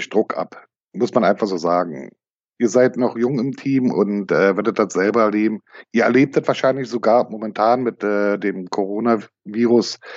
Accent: East Germany, Germany; wir kommen aus der ehemaligen DDR

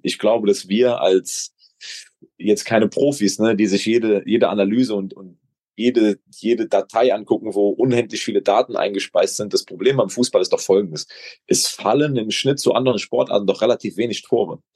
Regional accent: Gückingen, Rhineland-Palatinate, Germany; mein Heimatdorf Gückingen

